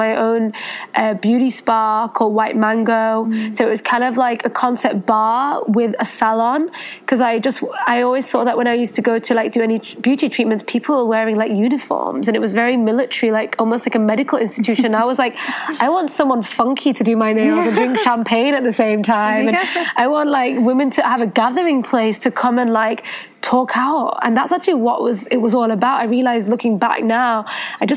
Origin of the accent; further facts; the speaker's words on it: United Kingdom; moved away as an adult; also born or lived in Paris, France / New York City, United States; I was born in the UK. My mother's Spanish Persian and my father's Indian. And I had a lot of ties with the Osho Ashram in India for many years because my mom was born there. And I grew up in the UK